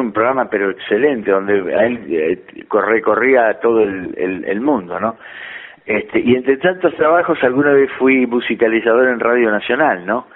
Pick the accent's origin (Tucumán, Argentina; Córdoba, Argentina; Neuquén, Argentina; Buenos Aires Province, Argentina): Buenos Aires Province, Argentina; La Plata; also born or lived in Olivos; luego de, de estar dos años encerrado en una especie de reformatorio este, de 7 a, a, los 8 años, entonces fui a La Plata